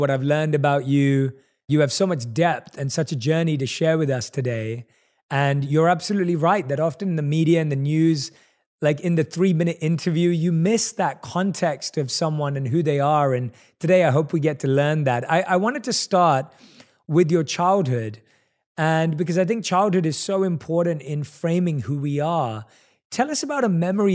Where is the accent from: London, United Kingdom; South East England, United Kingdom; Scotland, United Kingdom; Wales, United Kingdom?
London, United Kingdom; moved away as an adult; now in Los Angeles, United States; I was born and raised in London